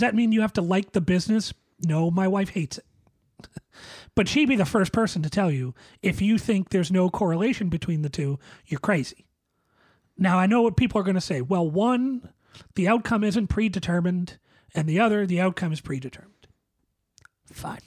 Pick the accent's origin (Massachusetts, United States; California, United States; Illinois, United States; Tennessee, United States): Massachusetts, United States; Boston; a Bostonian